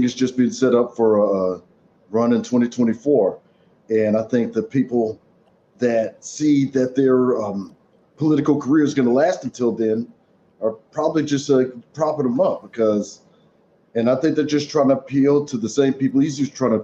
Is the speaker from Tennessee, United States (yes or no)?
no; Texas, United States; it's my home state